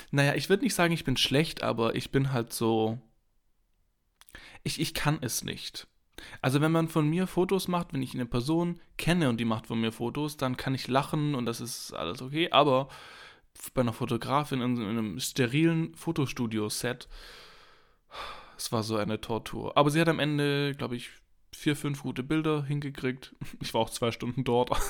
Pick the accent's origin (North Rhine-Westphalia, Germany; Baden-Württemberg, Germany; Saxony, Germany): Baden-Württemberg, Germany; Heidenheim; Ich komme ja aus Heidenheim. Das ist eine kleine Stadt im äh, Südwesten Deutschlands, auf der Schwäbischen Ostalb. Und da komme ich ja her.